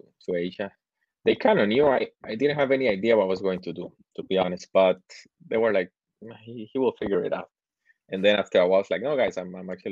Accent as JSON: {"language": "English", "country": "Costa Rica", "moved": "as an adult", "lives_now": "China", "said": "I'm originally from Costa Rica"}